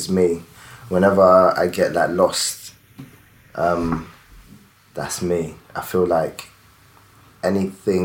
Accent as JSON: {"language": "English", "country": "United Kingdom", "tie": "born or raised there", "also_born_or_lived": "Nigeria", "said": "when I came here 7 years old"}